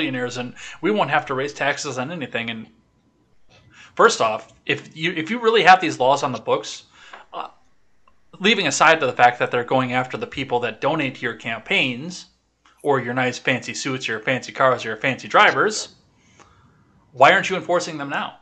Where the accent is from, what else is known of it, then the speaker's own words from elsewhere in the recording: West Central Wisconsin, United States; also born or lived in Kenosha, Wisconsin; where I grew up over on West Central Wisconsin